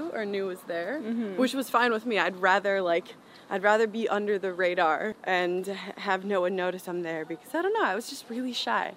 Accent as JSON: {"language": "English", "town": "Chicago", "region": "Illinois", "country": "United States", "tie": "born or raised there", "also_born_or_lived": "Houston, Texas", "said": "Jahan and I were both born in Houston, but we moved to Chicago when I was one"}